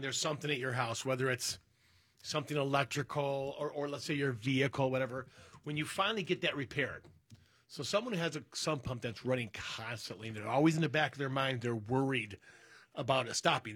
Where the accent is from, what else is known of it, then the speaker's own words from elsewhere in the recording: Berkeley, United States; the house I grew up in over in Berkeley